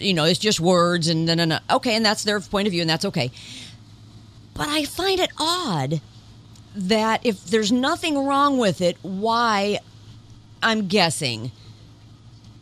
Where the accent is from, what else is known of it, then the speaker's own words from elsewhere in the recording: Indiana, United States; we're a Hoosier